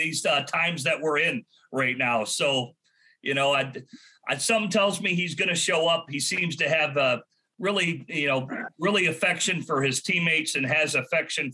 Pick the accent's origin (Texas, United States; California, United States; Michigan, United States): Michigan, United States; Detroit; I come from Detroit